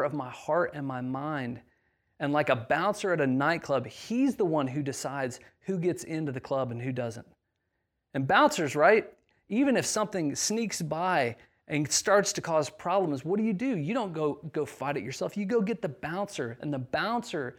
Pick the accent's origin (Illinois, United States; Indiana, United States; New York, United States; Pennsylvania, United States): Indiana, United States; moved away; I grew up in a very, very small town in the middle of nowhere, Indiana